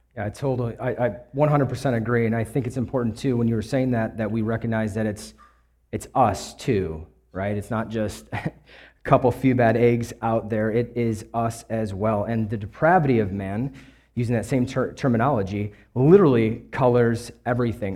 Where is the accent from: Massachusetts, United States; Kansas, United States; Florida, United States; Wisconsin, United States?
Wisconsin, United States; Kenosha; also born or lived in Louisiana; I grew up in Wisconsin, uh, Kenosha, Wisconsin, actually, right on the border of Illinois.